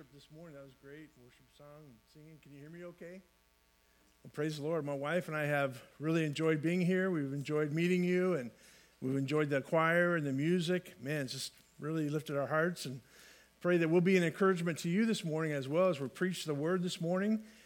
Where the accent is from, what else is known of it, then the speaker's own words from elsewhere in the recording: California, United States; I grew up in California, uh, lands of fruits and nuts